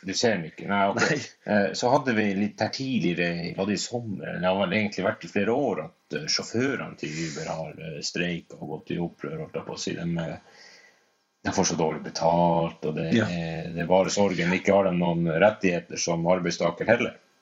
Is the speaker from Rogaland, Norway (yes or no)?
no; Finnmark, Norway; vi kommer fra Finnmark